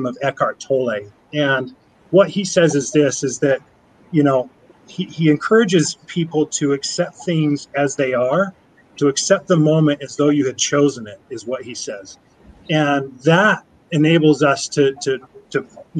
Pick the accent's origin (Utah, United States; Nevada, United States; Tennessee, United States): Utah, United States; Sandy; also born or lived in Draper, Utah; I'm a local boy, but didn't grow up in Orem. I grew up in Sandy, now live in Draper